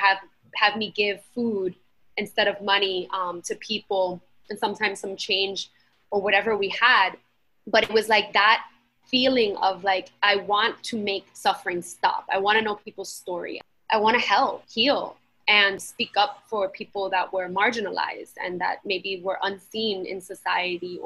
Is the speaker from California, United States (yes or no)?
no; New York City, New York, United States; also born or lived in Queens; Latina, born and raised in Brooklyn and then in Queens.